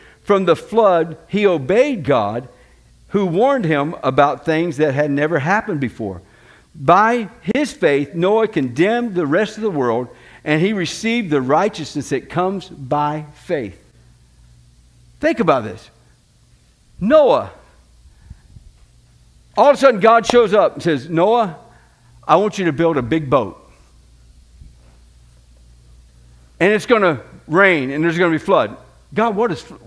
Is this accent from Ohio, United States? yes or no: no; Florida, United States; moved away as an adult; now in Manchester, United States; I was born in Florida. I'm going to die in Florida